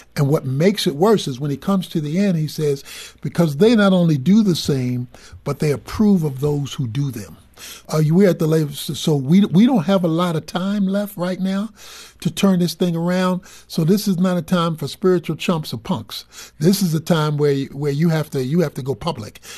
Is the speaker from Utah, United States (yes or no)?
no; Dallas, Texas, United States; I'm from Dallas